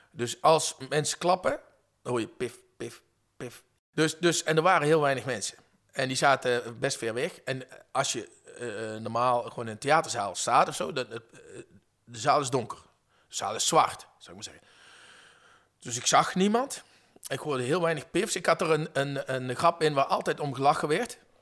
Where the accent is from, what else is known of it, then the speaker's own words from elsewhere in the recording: Venlo, Limburg, Netherlands; now in Utrecht, Netherlands; Ik kom oorspronkelijk uit Venlo